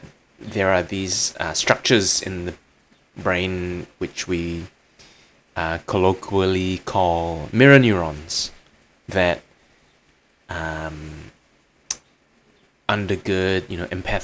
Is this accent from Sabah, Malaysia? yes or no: no; Kuching, Sarawak, Malaysia; moved away; I was in my hometown of Kuching